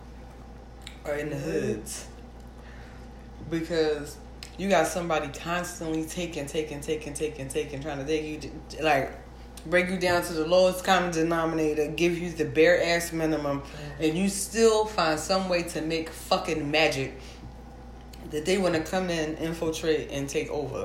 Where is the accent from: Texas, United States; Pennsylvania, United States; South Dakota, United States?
Pennsylvania, United States; Philadelphia